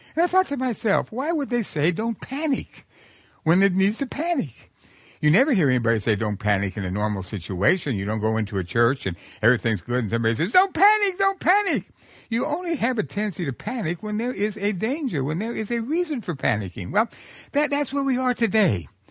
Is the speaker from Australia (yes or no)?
no; New Mexico, United States; I'm from New Mexico